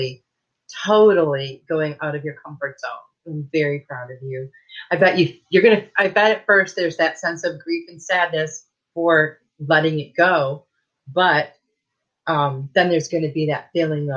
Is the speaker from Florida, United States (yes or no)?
no; Michigan, United States; I grew up in Michigan.